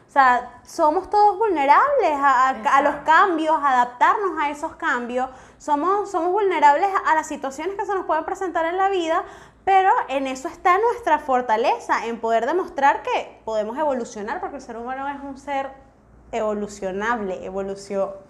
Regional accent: Venezuela

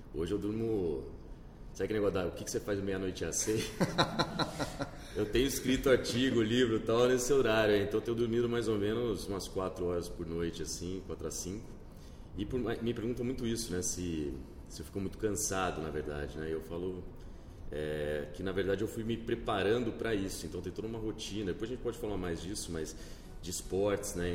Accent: Campinas, São Paulo, Brazil; moved away as an adult; now in São Paulo, Brazil; acabei nascendo nessa época aqui meus dois irmãos morei seis anos aqui e mudei para Campinas então eu cresci em Campinas eu me considero campineiro na verdade né, do interior

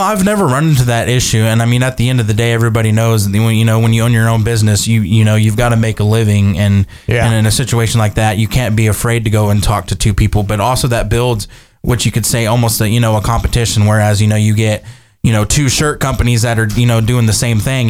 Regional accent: Kerrville, Texas, United States; moved away as an adult; also born or lived in Iowa; growing up in Kerrville, born and raised, both of us

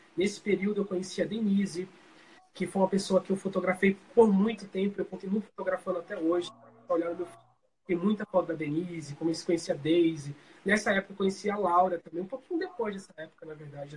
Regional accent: Colônia Leopoldina, Alagoas, Brazil; now in Maceió, Brazil; Eu sou natural de, do interior de, de, de Alagoas, ou seja, Colônia Leopoldina, mas eu moro aqui em Maceió há uns 15 anos

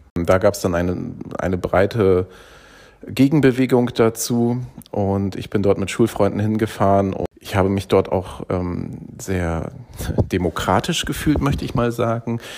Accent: Bremen, Germany; in Bremen, wo ich aufgewachsen bin

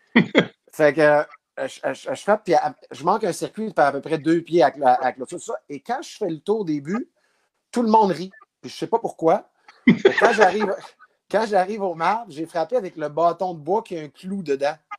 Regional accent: Abitibi, Quebec, Canada; moved away; also born or lived in Val-d'Or; je viens de la BTV, de Val d'Or. Euh, même, je viens encore plus loin que ça. Je viens d'une ville qui n'existe plus

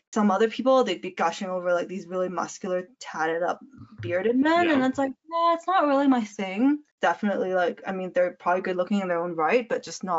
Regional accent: Calgary, Alberta, Canada; We're from Calgary

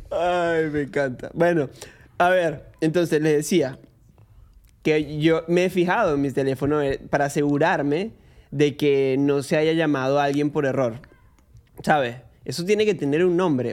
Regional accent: Venezuela; now in Argentina; me pueden ver como un venezolano en Argentina promedio

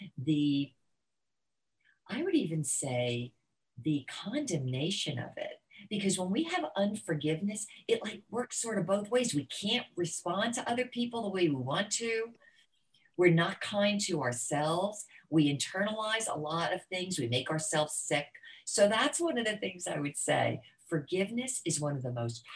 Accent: New Jersey, United States; now in Florida, United States; I grew up in New Jersey

